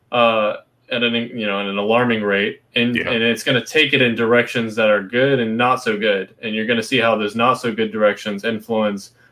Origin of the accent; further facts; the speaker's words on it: Florida, United States; also born or lived in West Virginia; Lived, lived the first little five wee years of my life there, um, and then moved to Florida.